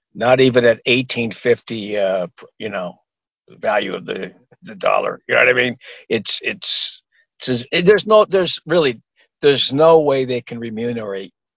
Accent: Los Angeles, California, United States; also born or lived in Pomona, California; I grew up near Watts

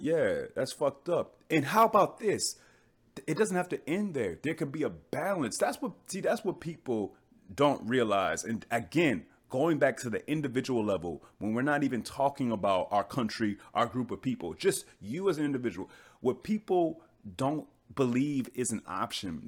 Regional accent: United States; I'm American

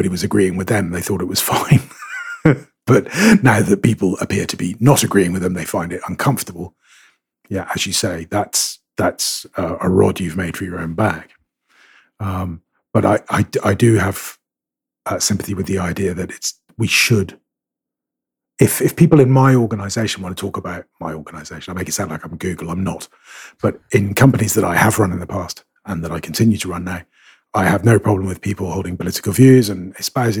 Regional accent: Scotland, United Kingdom; I'm Scottish and I'm Catholic, so that makes me a Celtic fan

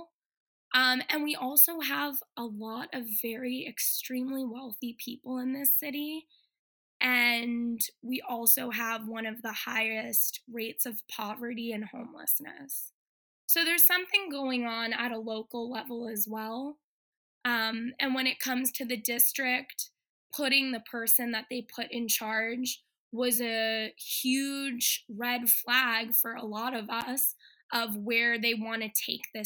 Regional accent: Boston, Massachusetts, United States; now in Los Angeles, United States; Born and raised in Boston

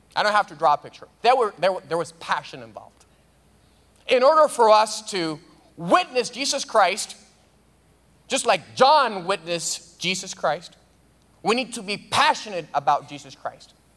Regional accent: Dominican Republic; moved away; I'm from the Dominican Republic

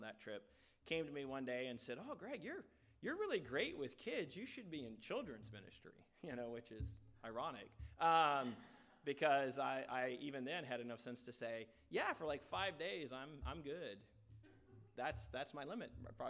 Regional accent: Lynchburg, Virginia, United States; moved away as an adult; also born or lived in Philadelphia / Dallas; I was raised in the Lynchburg, Virginia area and raised in a Southern Baptist church

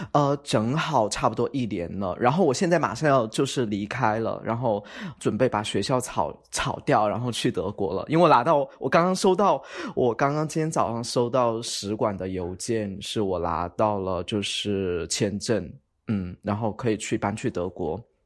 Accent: Chongqing, China; accent: Chongqing Mandarin; moved away as an adult; now in Lisbon, Portugal; 我嗯。是重庆人，所以说我连自己的姓发音都有点不准

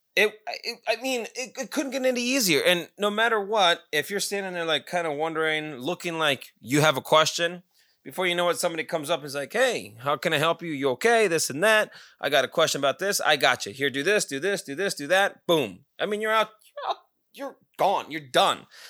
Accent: Pahrump, Nevada, United States; now in Scottsdale, United States; my hometown of Pahrump

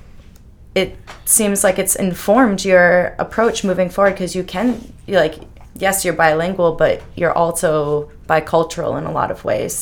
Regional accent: Peabody, Massachusetts, United States; I'm from Peabody, but I've hung out in Salem

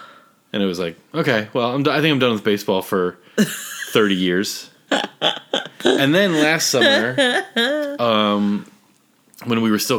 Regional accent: Philadelphia, Pennsylvania, United States; we're from Philadelphia

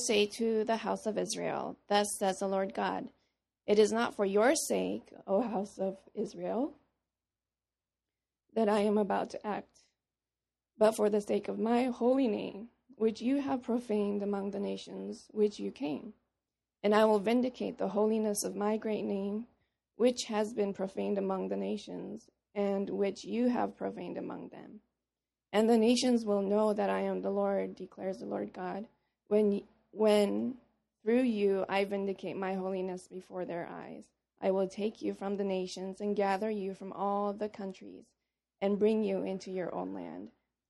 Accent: Papua New Guinea; also born or lived in Korea; I was born in Korea. When I was 5, I moved to Papua New Guinea when my parents decided to work with Wycliffe, the Wycliffe Bible translators.

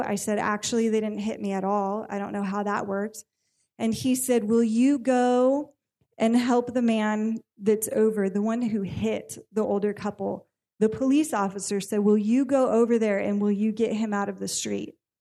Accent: California, United States; I am born and raised in California

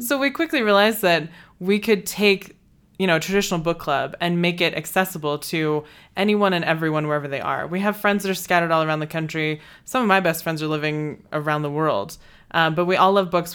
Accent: Texas, United States; also born or lived in China; now in Idaho Falls, United States; I'm from Texas. Uh, I was actually born in China

